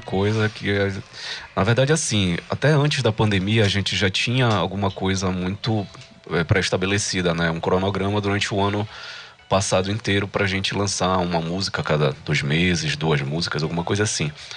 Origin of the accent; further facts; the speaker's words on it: Pará, Brazil; accent: paraense; nosso sotaque ele é paraense